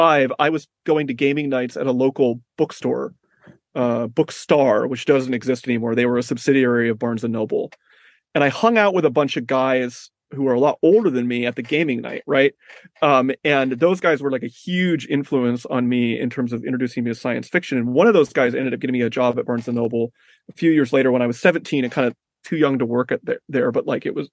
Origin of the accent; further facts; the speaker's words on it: Mesa, Arizona, United States; moved away as an adult; now in New York City, United States; I was born in Mesa, Arizona.